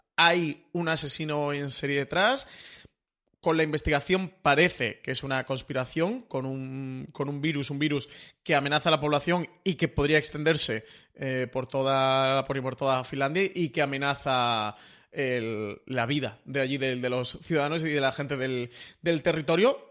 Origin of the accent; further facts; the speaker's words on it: Málaga, Andalusia, Spain; Yo, como buen malagueño